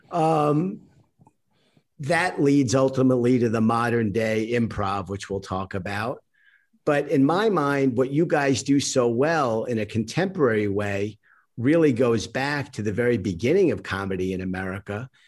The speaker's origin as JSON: {"language": "English", "town": "New York City", "region": "New York", "country": "United States", "tie": "born or raised there", "said": "I grew up, my family's from Brooklyn. I grew up in Queens, and I worked in a kosher deli in my teen years, the Windsor Park Deli in Bayside"}